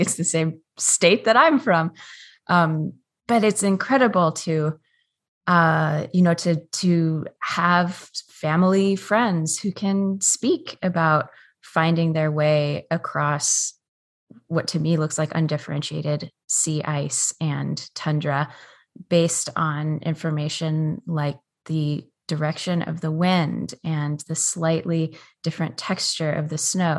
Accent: Juneau, Alaska, United States; I was born and raised here on the traditional territories of the Auckland Clinkit and Takukuan Clinkit, um, in Juneau

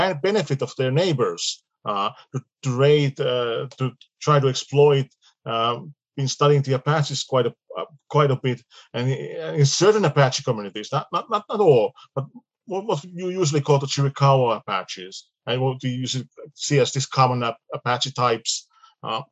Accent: Finland; we are from Finland

